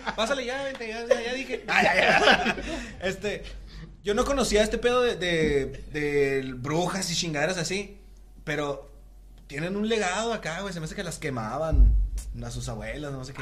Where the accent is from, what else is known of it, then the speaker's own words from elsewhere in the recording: Mexico; nosotros somos de la Altavista